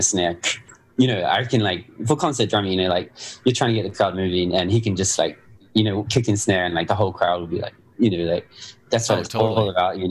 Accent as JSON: {"language": "English", "country": "New Zealand", "tie": "born or raised there", "said": "growing up in New Zealand"}